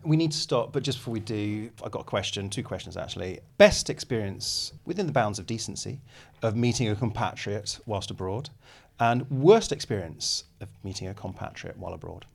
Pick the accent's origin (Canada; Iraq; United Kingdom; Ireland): United Kingdom; England; as an English person